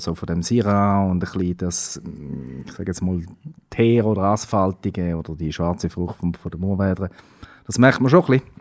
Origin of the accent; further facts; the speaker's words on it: Switzerland; bei uns in der Schweiz